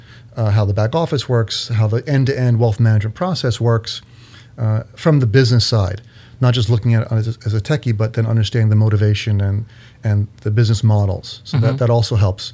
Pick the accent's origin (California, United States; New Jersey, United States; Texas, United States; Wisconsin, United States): New Jersey, United States; near Philadelphia; now in East Brunswick, United States; I grew up in New Jersey. Down by Philadelphia